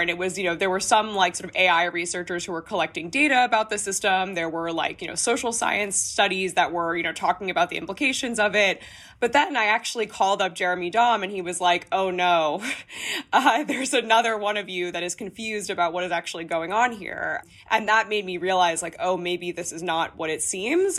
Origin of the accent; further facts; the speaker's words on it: United States; As an American reporter